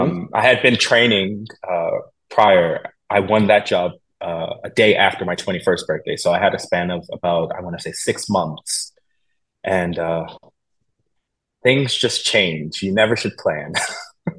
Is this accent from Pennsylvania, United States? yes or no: yes; Philadelphia, Pennsylvania, United States; moved away; Philadelphia is my hometown. That's where I'm from. I was raised there